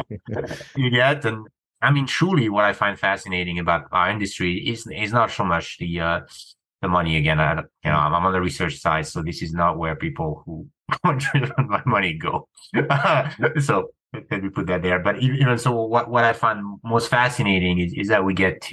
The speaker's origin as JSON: {"language": "English", "country": "France", "tie": "born or raised there", "moved": "yes", "said": "I grew up in France, middle-class family, teachers."}